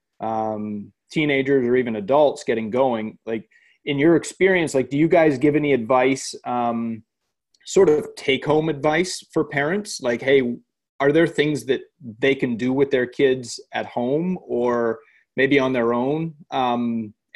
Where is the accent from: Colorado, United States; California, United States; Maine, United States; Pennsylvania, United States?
Maine, United States; I grew up in Maine